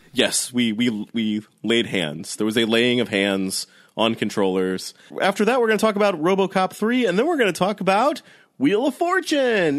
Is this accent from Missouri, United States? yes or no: yes; St. Louis, Missouri, United States; I grew up in St. Louis